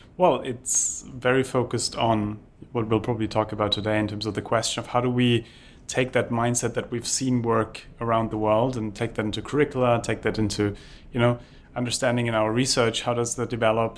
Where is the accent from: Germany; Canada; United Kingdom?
Germany; moved away; I grew up in Germany where we are used to planning